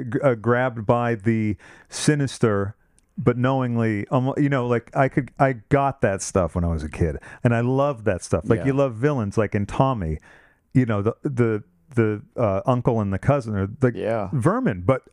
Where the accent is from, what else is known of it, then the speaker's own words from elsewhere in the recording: Massachusetts, United States; No, I grew up in Massachusetts.